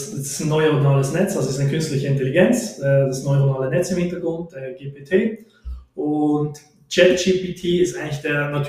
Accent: Switzerland; ich komme aus der Schweiz

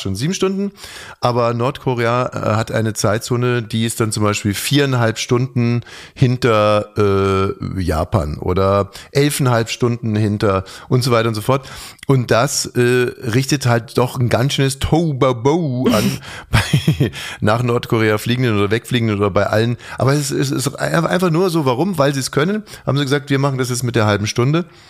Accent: Germany; wir Deutschen

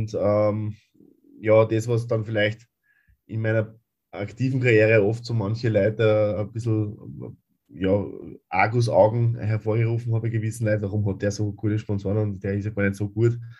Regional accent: Upper Austria, Austria; Ähm, ich habe äh, in Oberösterreich, wo ich herkomme, äh, begonnen, vorerst Volleyball zu spielen

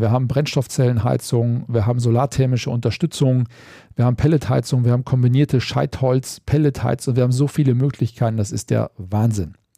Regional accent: North Rhine-Westphalia, Germany; bei uns in Westfalen

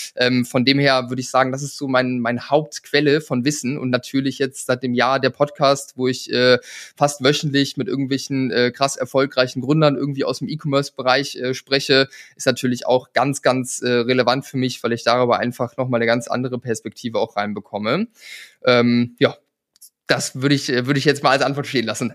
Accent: a village between Bremen and Hamburg, Lower Saxony, Germany; ich komme vom Dorf, ja, ich bin auf dem Bauernhof groß geworden, irgendwo in der Pampa in einem 400 Seelendorf zwischen Bremen und Hamburg auf dem flachen Land.

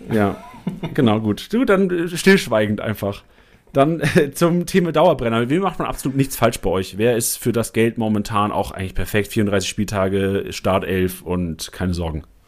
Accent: Lüneburg, Lower Saxony, Germany; moved away; ich bin in Lüneburg geboren und groß geworden

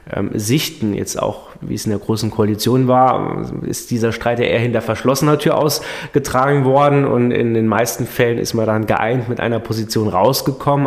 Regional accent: Saarland, Germany; als Saarländer

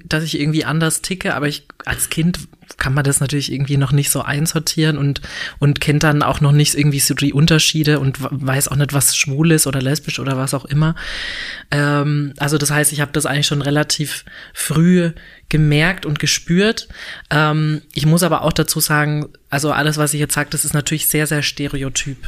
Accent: a small village near Würzburg, Franconia, Bavaria, Germany; now in Berlin, Germany; ich bin tatsächlich nicht direkt in Würzburg aufgewachsen, sondern in einem kleinen Dorf in der Nähe von Würzburg, also so 20 Kilometer entfernt von Würzburg

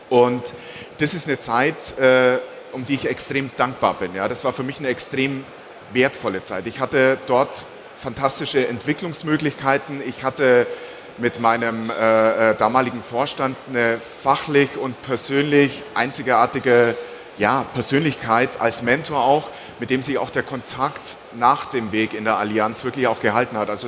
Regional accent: Bavaria, Germany; Also ich bin geboren und aufgewachsen in der Region zwischen Augsburg und Memmingen, das ist so ein bisschen bayerisches Niemandsland.

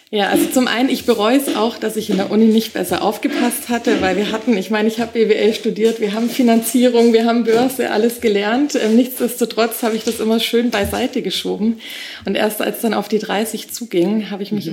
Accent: Augsburg, Bavaria, Germany; moved away as an adult; also born or lived in Nuremberg; now in Munich, Germany; Ich komme ursprünglich aus Augsburg, ähm, bin 31 Jahre alt, ähm, habe nach dem Abi relativ schnell aus nach Nürnberg genommen

